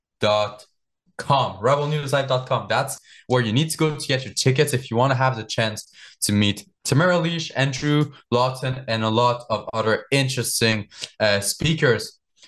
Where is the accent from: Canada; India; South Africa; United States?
Canada; Quebec; I'm from Quebec.